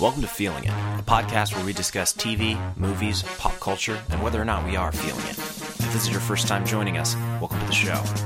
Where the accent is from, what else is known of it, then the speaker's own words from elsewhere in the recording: Chicago, Illinois, United States; I'm from Chicago, Illinois